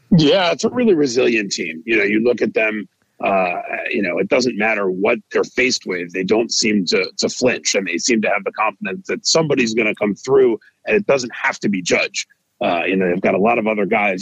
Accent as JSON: {"language": "English", "region": "New York", "country": "United States", "tie": "born or raised there", "said": "as a kid growing up in New York"}